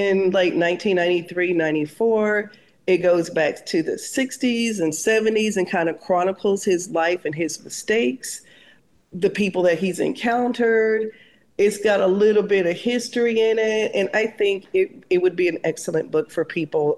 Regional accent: the South, United States; maybe I'm a Southerner, my great grandfather was a slave

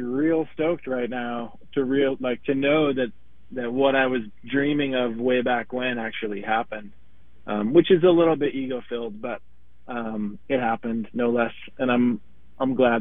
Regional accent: United States; now in Minneapolis, United States; I'm from Wisconsin, Minnesota. I currently live in Minneapolis, Minnesota

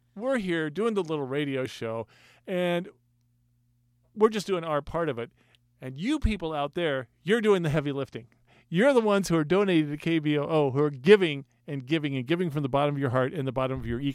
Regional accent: Portland, Oregon, United States; Portland, Oregon, my hometown

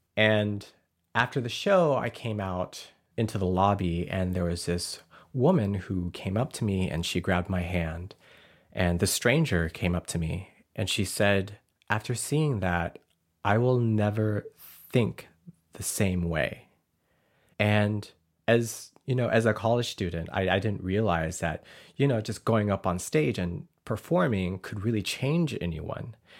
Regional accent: Arkansas, United States; now in Portland, United States; growing up in Arkansas, I never wanted to be Laotian

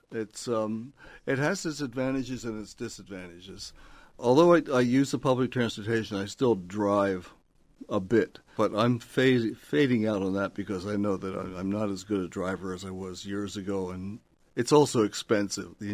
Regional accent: Philadelphia, Pennsylvania, United States; born there; also born or lived in Los Angeles / Syracuse / Northern Virginia / Dayton; I was born in Philadelphia, moved to Los Angeles, and then moved to various places, including Syracuse, Northern Virginia, Dayton, Ohio, uh, Seattle, and Austin, Texas.

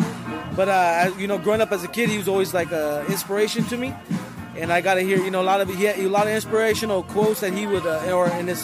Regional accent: California, United States; now in Oregon, United States; growing up in California.

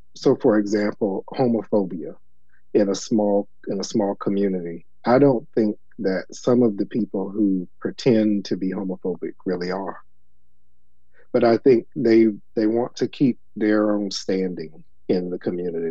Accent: Elizabeth City, North Carolina, United States; moved away; also born or lived in New York City; I grew up in Elizabeth City, which is also a small town

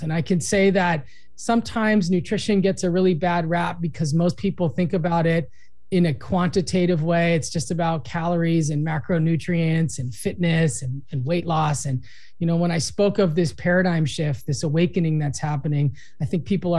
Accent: Los Angeles, California, United States; I grew up in Los Angeles.

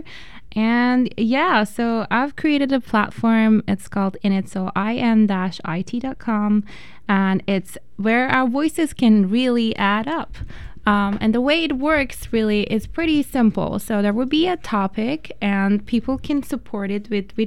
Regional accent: Iran; moved away; I am originally from Iran, and back in Iran, a lot of times I felt that my voice is not really being heard in the society

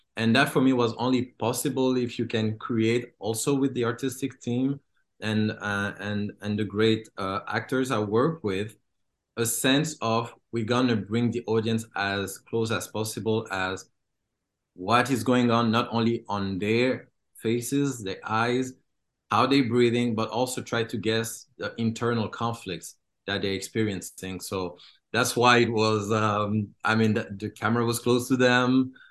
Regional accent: DR Congo; moved away; I was born and I grew up in Congo

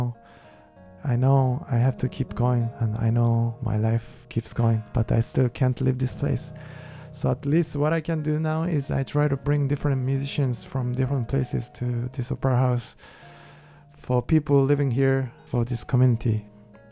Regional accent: Kyoto, Japan; English is a second language; moved away; I am from Kyoto, which is the most traditional part in Japan.

